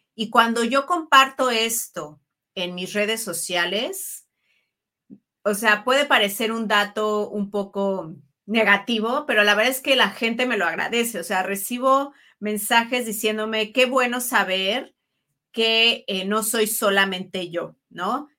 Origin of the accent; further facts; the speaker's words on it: Mexico; also born or lived in Italy; soy mujer mexicana, italiana